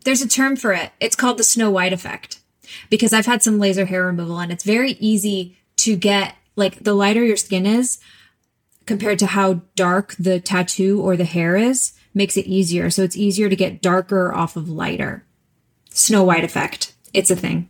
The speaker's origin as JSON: {"language": "English", "region": "Texas", "country": "United States", "also_born_or_lived": "New York", "moved": "yes", "said": "I'm from Texas, and we are trashy like I'm talking paper plates and plastic forks and knives every meal"}